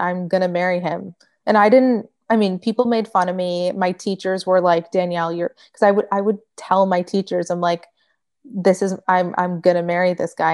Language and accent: English; Michigan, United States; moved away as an adult; now in Florida, United States; I grew up in Michigan.